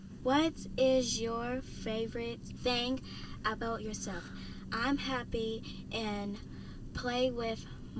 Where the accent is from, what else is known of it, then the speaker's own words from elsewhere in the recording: Pittsburgh, Pennsylvania, United States; I am 10, and I am from the West Side.